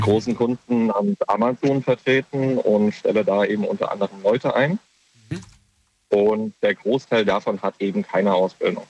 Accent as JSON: {"language": "German", "town": "Kaiserslautern", "region": "Rhineland-Palatinate", "country": "Germany", "said": "Ich komme aus Kaiserslautern"}